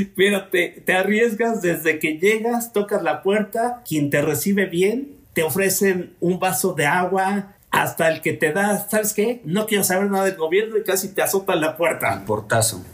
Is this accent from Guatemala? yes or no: no; Mexico; como mexicanos